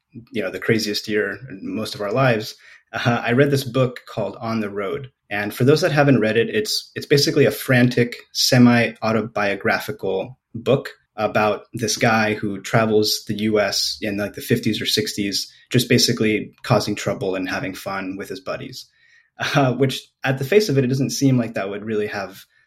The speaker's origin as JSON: {"language": "English", "town": "Los Angeles", "region": "California", "country": "United States", "tie": "born or raised there", "also_born_or_lived": "Spain", "lives_now": "San Francisco, United States", "said": "I grew up mostly in Los Angeles, California"}